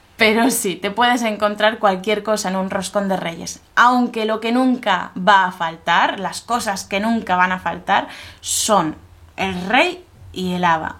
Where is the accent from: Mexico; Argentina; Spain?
Spain